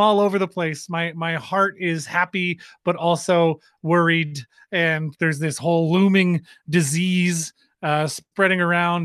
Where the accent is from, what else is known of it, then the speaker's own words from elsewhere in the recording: Halifax, Nova Scotia, Canada; now in Winnipeg, Canada; back in Halifax where I'm from